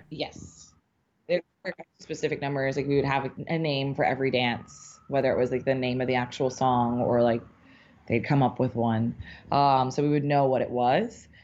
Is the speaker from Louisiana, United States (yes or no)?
yes; New Orleans, Louisiana, United States; now in New York, United States; I'm from New Orleans originally